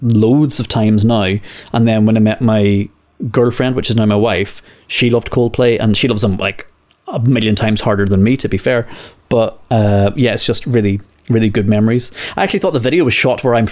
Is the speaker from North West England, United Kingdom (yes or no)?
no; Northern Ireland, United Kingdom; now in England; growing up in Northern Ireland